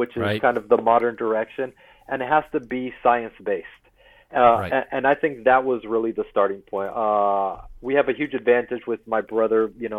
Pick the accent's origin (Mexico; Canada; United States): United States; Corpus Christi, Texas; So, I mean, I grew up in Corpus Christi from last year of middle school all the way through high school. So it's really kind of as a teenager, and we'll always be home in one way or another. Love Texas for sure.